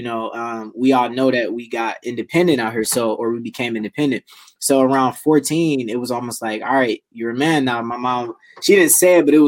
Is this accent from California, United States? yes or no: no; Detroit, Michigan, United States; born and raised Detroit, Michigan